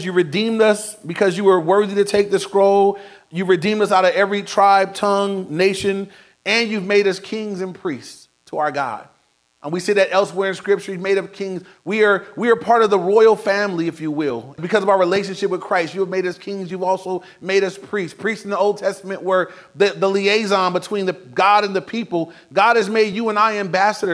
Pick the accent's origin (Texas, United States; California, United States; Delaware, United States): California, United States; Inglewood; Now, I grew up in Inglewood. I was in Inglewood my whole life